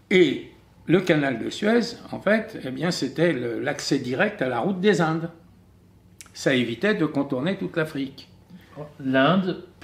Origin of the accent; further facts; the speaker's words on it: France; nous avons la nationalité française, nous sommes français, nous sommes français avant des juifs